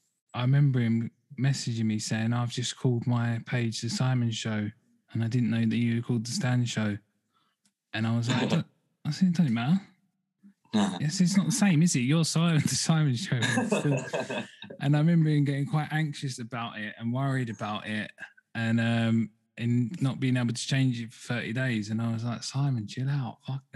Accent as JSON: {"language": "English", "region": "England", "country": "United Kingdom", "said": "from England, rather than just …."}